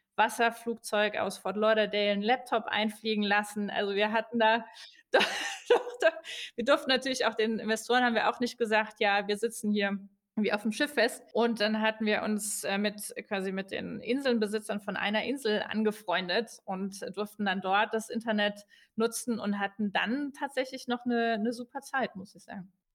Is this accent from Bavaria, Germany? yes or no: no; Saarbrücken, Saarland, Germany; moved away as an adult; also born or lived in Switzerland; now in Berlin, Germany; Ich komme von der französischen Grenze, äh, aus dem Saarland